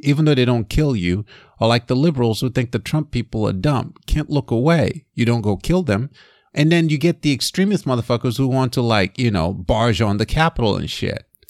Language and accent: English; Nigeria; moved away; I grew up in Nigeria